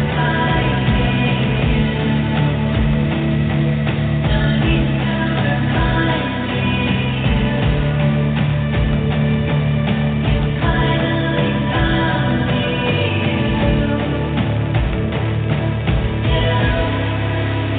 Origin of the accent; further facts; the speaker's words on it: Los Angeles, California, United States; my hometown